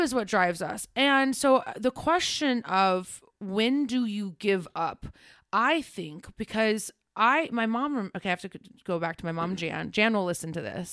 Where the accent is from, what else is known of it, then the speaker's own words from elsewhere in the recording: Ohio, United States; I grew up in Ohio.